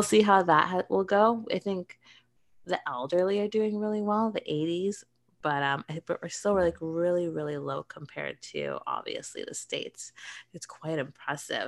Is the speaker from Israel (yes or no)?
no; Canada